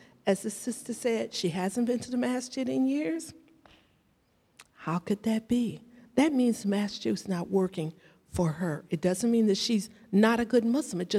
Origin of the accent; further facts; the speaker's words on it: United States; I was born and raised right here in this country